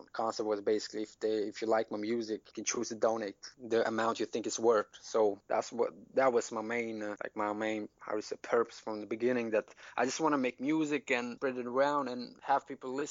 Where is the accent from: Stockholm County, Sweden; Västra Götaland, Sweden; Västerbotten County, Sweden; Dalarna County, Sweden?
Stockholm County, Sweden; Stockholm; I'm from Stockholm, Sweden